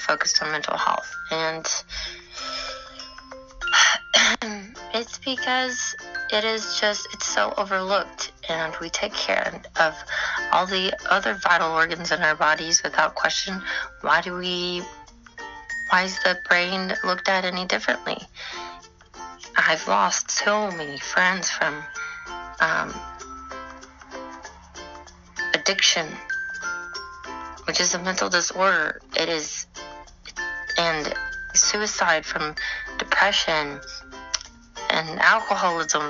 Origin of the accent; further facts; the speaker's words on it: Texas, United States; I'm from Texas